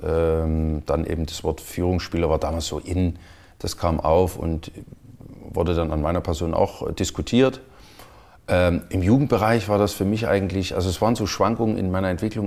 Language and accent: German; Chemnitz, Saxony, Germany; moved away; kam aus meiner Heimatstadt, aus damals noch Karl-Marx-Stadt, dann Chemnitz.